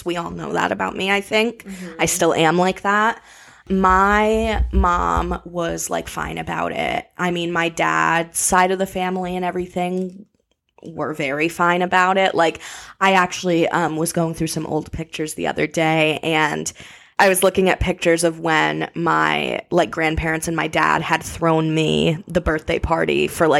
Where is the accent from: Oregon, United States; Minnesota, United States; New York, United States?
New York, United States; New Paltz; I am from New Paltz, New York